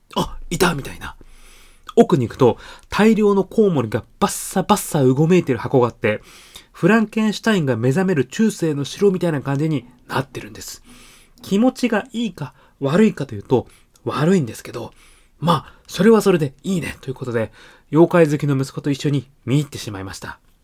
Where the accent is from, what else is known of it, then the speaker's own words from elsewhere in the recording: Tokyo, Japan; 私自身も東京出身なんですが